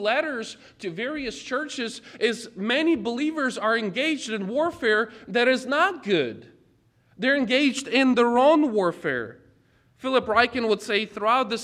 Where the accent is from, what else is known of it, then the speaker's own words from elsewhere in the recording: Ukraine; moved away; I was born and raised in Ukraine